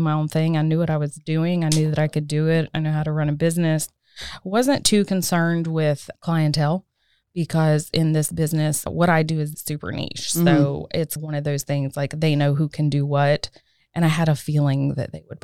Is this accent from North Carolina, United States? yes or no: yes; Fayetteville, North Carolina, United States; moved away as an adult; also born or lived in Washington, D.C.; now in Cary, United States; I grew up in Fayetteville, right outside of Fort Bragg, small military town